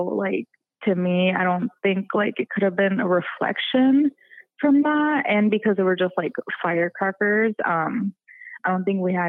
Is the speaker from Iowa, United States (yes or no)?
yes; Des Moines, Iowa, United States; And we grew up in Des Moines, so we're like, oh, in Genola, like, yeah, like, let's go, like, no adults, like, let's party, right?